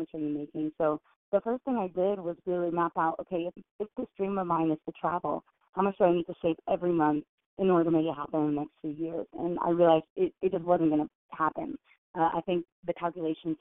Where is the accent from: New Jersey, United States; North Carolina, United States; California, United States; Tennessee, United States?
California, United States; Richmond; I grew up in Richmond, California, and we didn't have a lot of money growing up